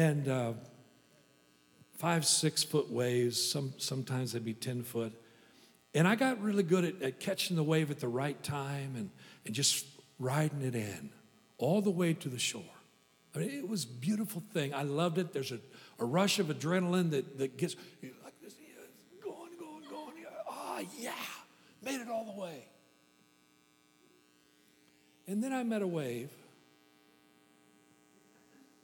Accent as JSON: {"language": "English", "region": "Kansas", "country": "United States", "tie": "born or raised there", "said": "I'm from Kansas."}